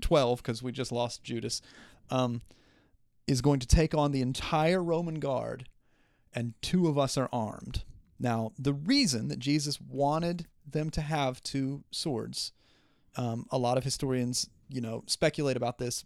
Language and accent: English; Southern West Virginia, United States; I'm from Southern West Virginia